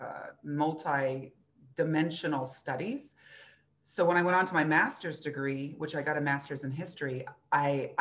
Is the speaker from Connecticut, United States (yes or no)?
no; Los Angeles, California, United States; also born or lived in Florida; now in Buffalo, United States; I'm actually originally from Los Angeles